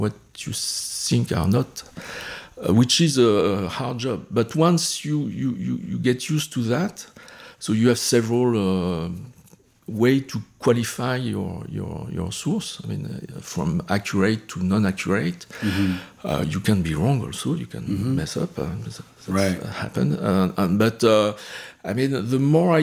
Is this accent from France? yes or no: yes; France; moved away; I grew up in France.